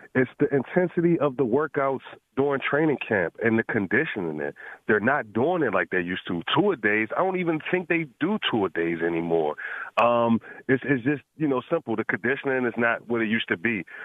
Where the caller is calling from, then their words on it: Washington, United States; I'm calling from Washington, huge Washington Commanders fan.